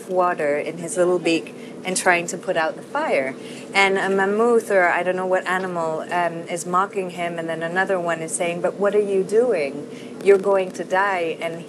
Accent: India; also born or lived in Casablanca, Massachusetts, United States / London, United Kingdom / Paris, France; now in Madrid, Spain; I'm from many places in the world. I was born in Casablanca, but I'm from India. I've lived in London, Paris, and now in Madrid.

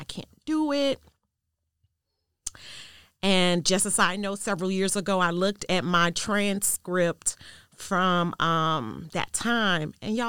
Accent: Chicago, Illinois, United States; I grew up in Chicago. Thank you for asking. I actually grew up on the south side of Chicago, 3 blocks west of Inglewood.

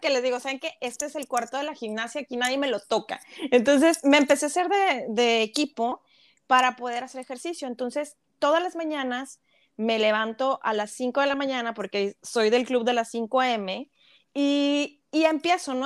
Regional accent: Mexico; como país, como mexicanos, nos gusta competir

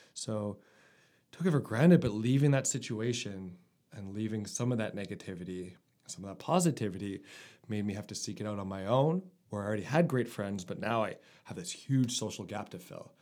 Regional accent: Winnipeg, Manitoba, Canada; moved away as an adult; also born or lived in Cold Lake, Alberta / Nova Scotia; I grew up in Winnipeg

